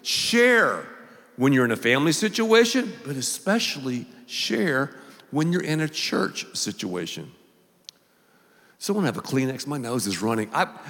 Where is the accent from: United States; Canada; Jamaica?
United States; the South; do not go on social media, I'm from the South, and tell her that I blew my nose during the message.